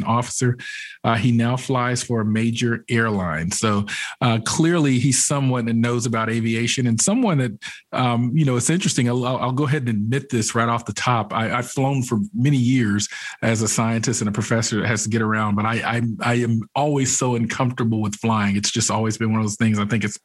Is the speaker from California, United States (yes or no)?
no; Georgia, United States; I grew up here in Georgia